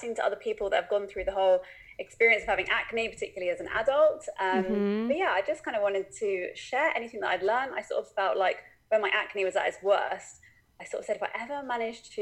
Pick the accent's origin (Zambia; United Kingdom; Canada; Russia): United Kingdom; accent: British; Am I the second Brit?